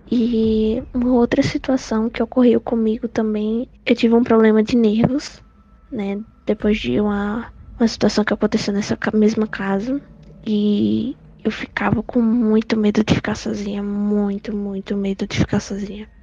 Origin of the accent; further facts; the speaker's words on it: São Bento do Una, Pernambuco, Brazil; eu sou de São Bento do Una, Pernambuco